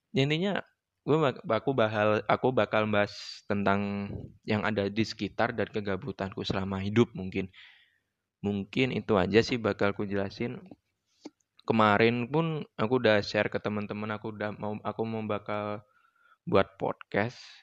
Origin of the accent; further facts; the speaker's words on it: Yogyakarta, Special Region of Yogyakarta, Indonesia; asal dari Yogyakarta